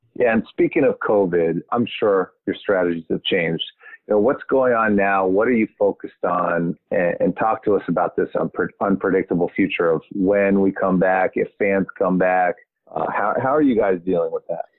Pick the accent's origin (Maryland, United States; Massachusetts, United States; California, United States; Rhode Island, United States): Maryland, United States; Montgomery County; I'm from Maryland. I'm from Montgomery County, right next to Prince George's County.